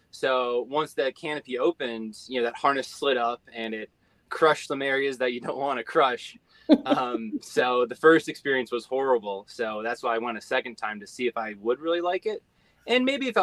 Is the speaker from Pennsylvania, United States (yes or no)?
yes; Pennsylvania, United States; it's my home state, you know, so it's like, you know, I just like Pennsylvania.